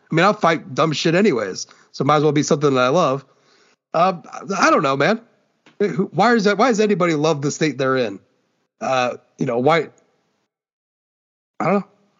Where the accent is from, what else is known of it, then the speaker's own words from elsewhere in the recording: Fort Wayne, Indiana, United States; born there; now in Ohio, United States; Well, I was not born in Ohio. I was born in Fort Wayne. And moved here on January 1st, 1989.